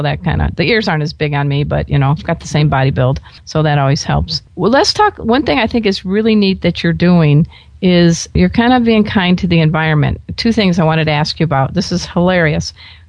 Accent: Florida, United States; I grew up in Florida before. I lived in Florida for a number of years in my previous life as a newspaper reporter.

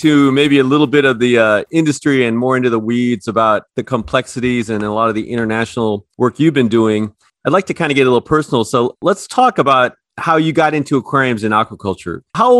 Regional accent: Chicago, Illinois, United States; even though I'm from Chicago

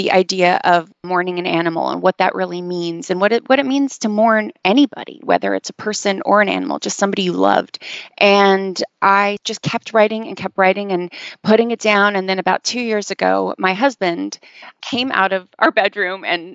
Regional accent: Canada; moved away as an adult; now in Los Angeles, United States; I am a Canadian who lives in Los Angeles now. I've been living here for about 10 years.

